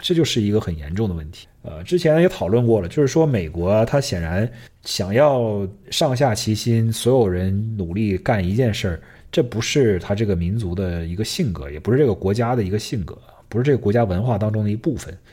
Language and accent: Chinese; China; moved away; 虽然我们在中国长大